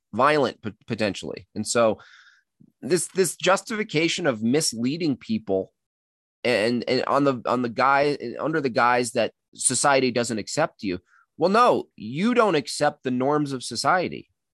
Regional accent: Catskill Mountains, New York, United States; now in Colorado, United States; I grew up in the Catskill Mountains.

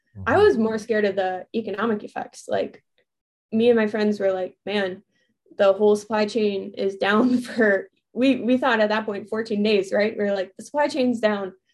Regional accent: Chicago, Illinois, United States; moved away as an adult; also born or lived in Arizona / Florida; I grew up in the Chicago suburbs

